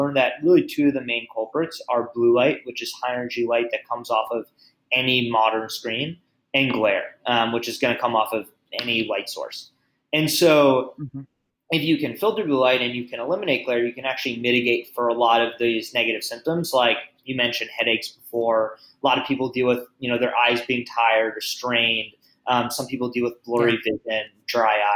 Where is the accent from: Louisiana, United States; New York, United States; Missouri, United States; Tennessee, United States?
New York, United States; moved away as an adult; also born or lived in Las Vegas; I'm from New York, but I moved to Las Vegas